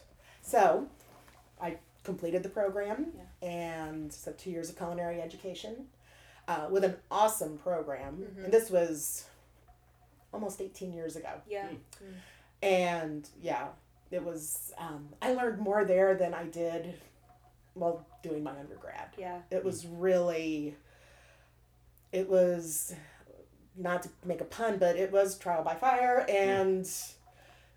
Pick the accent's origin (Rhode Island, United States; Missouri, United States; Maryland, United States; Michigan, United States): Missouri, United States; Western; also born or lived in Columbia, Missouri; now in St. Louis, United States; I grew up in Western Missouri.